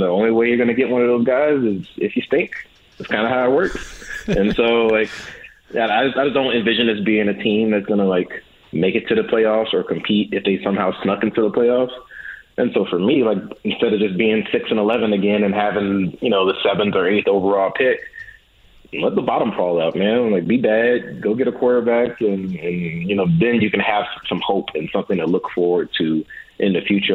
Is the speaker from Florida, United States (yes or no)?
no; St. Louis, Missouri, United States; now in Las Vegas, United States; I'm from St. Louis, man.